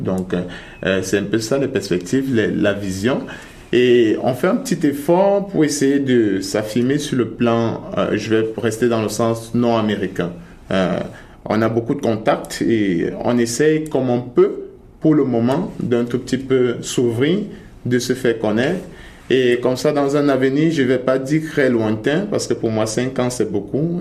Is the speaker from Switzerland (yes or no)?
no; Cameroon; moved away as an adult; now in Canada; je suis du Cameroun